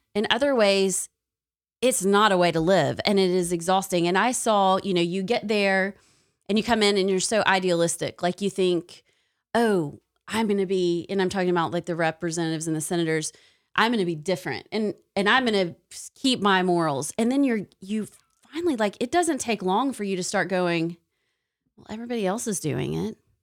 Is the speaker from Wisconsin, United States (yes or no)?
no; Tennessee, United States; now in Alabama, United States; I'm from Tennessee